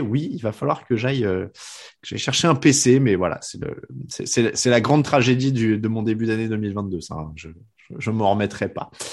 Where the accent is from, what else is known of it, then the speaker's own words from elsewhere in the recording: France; on est français